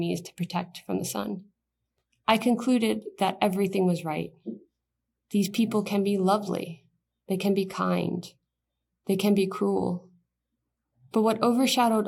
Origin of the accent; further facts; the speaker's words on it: United States; as an American